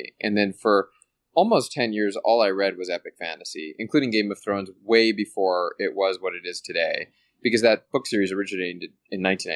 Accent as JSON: {"language": "English", "town": "Calgary", "region": "Alberta", "country": "Canada", "tie": "born or raised there", "said": "I'm originally from Calgary, Alberta, Canada, born and raised."}